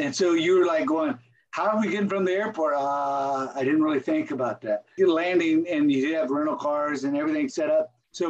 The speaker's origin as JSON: {"language": "English", "region": "Texas", "country": "United States", "said": "I'm a Texan."}